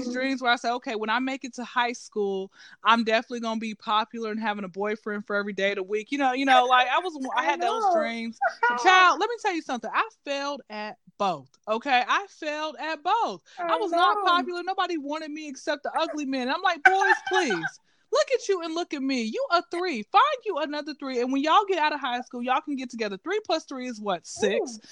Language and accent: English; Atlanta, Georgia, United States; I'm originally from Atlanta, Georgia, and I've been to Atlanta, you know, been living out in Atlanta since I was zero